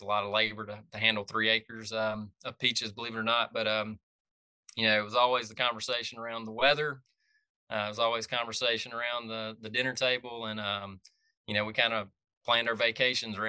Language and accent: English; Franklin County, Georgia, United States; I grew up in Franklin County, north of Athens, right on the South Carolina line up near Lake Hartwell.